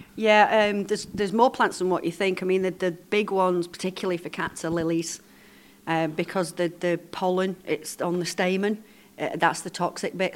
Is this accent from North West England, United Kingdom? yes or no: yes; Lancashire, North West England, United Kingdom; now in Isle of Man; I'm from Lancashire originally, but I've, I've been here for over 30 years